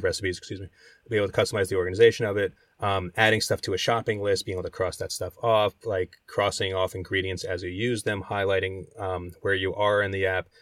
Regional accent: New Jersey, United States; the diners I grew up in Jersey going

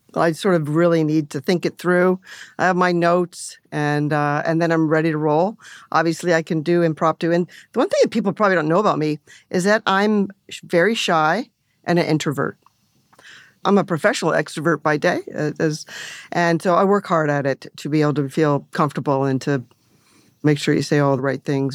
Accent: Canada; moved away; growing up in Canada, you know, bilingual country and working in Toronto and Montreal

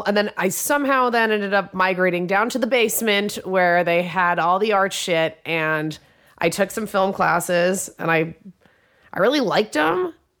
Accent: New York City, New York, United States; I grew up in Manhattan.

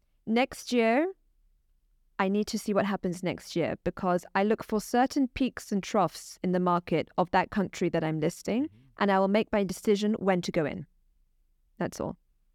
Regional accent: Pakistan; I'm Pakistani myself, so I can spot a corrupt personality quite easily, I would say.

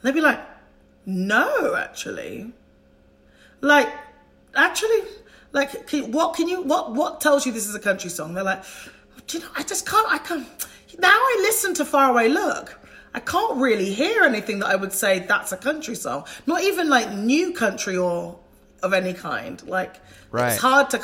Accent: United Kingdom; I am British

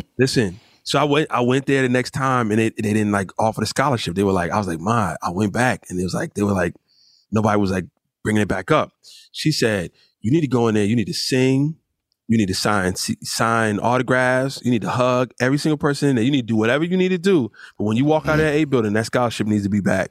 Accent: Rahway, New Jersey, United States; also born or lived in Newark, New Jersey; I was born in Newark, but I was raised in Rahway

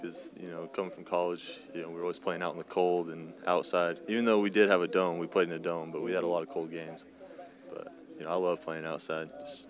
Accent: Idaho, United States; Idaho. So we didn't get to play year-round or anything, but it was just something I loved.

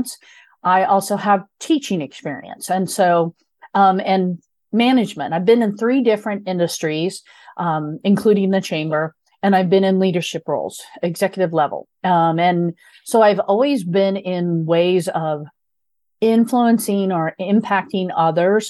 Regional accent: Midwest, United States; I grew up in a very small rural Midwestern area.

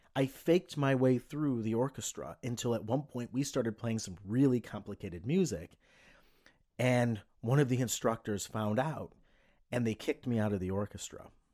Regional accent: Cleveland, Ohio, United States; I was a kid from Cleveland.

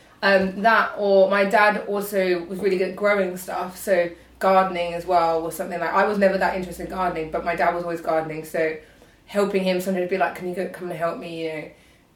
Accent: Kent, South East England, United Kingdom; I'm from Kent

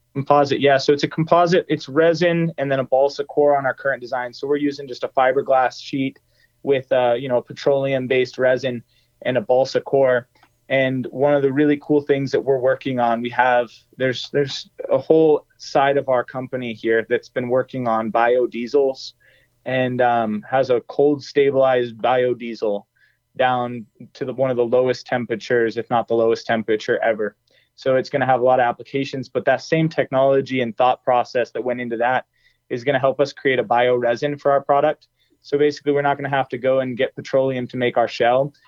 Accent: near EarthRoamer, Colorado, United States; minutes away from my from my hometown here.

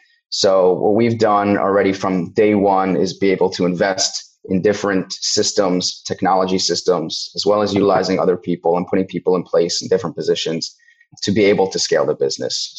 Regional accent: Cincinnati, Ohio, United States; moved away; also born or lived in Connecticut / Israel / Australia / London; I'm born and bred in Cincinnati, Ohio, grew up here, did move around cities and countries for a few years from Connecticut to Israel, to Australia, London, New York.

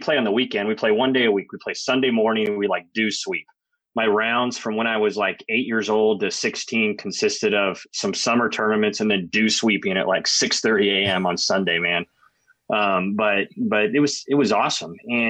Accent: San Diego, California, United States; I grew up in San Diego, California, kind of a golf hotbed.

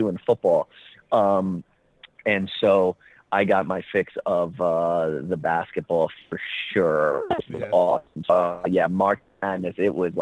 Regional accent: New York City, New York, United States; moved away as an adult; also born or lived in Wisconsin / Chicago; now in California, United States; pretty much raised in New York. Yeah, definitely. Primarily Brooklyn

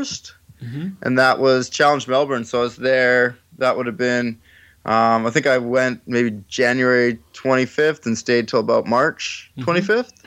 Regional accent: Penticton, British Columbia, Canada; I grew up in Penticton, which we had Ironman Canada at, since I was, I think, 4 years old. We moved there

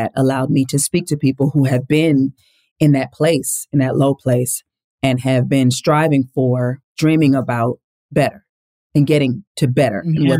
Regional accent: Lynwood, California, United States; born there; I grew up in a big family. I was born in Linwood, California, two parents who loved God and loved each other and loved us

